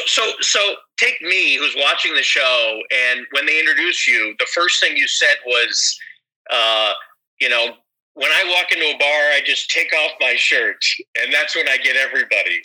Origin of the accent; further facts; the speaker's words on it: Chicago, Illinois, United States; I'm from uh, the U.S. I'm from Chicago